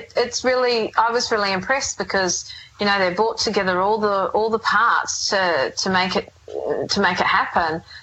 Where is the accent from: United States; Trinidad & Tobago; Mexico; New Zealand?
New Zealand; moved away as an adult; it is my hometown